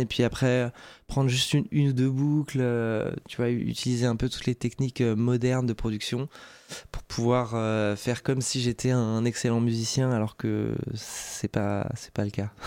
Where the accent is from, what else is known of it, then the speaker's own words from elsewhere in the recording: Alsace, Grand Est, France; J'ai grandi en Alsace, j'ai eu une, enfance tout à fait heureuse.